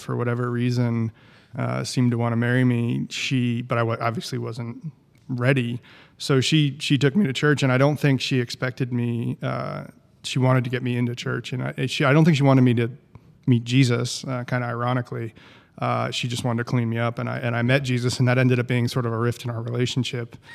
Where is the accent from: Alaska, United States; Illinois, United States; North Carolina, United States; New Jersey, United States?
New Jersey, United States; moved away; also born or lived in Knoxville, Tennessee; I'm from New Jersey